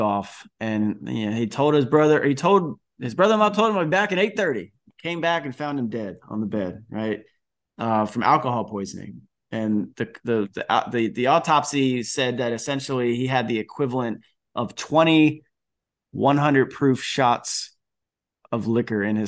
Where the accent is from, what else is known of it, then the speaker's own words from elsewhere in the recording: Florida, United States; also born or lived in New York; I was from Florida playing at school in New York